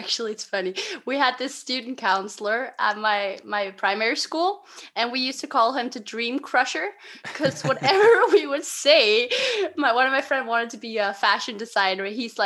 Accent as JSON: {"language": "English", "country": "Denmark", "said": "I'm from a little town called Vennesbæk, which is 20 minutes away from Copenhagen."}